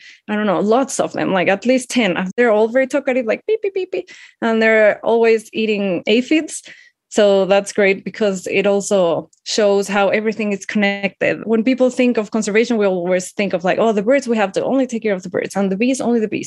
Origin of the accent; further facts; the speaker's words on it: Mexico City, Mexico; I'm from Mexico City and I live here